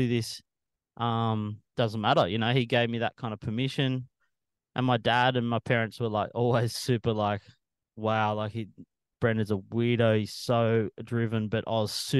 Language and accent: English; Sydney, New South Wales, Australia; when I grew up in Mona, I was lucky that on the shore break at Mona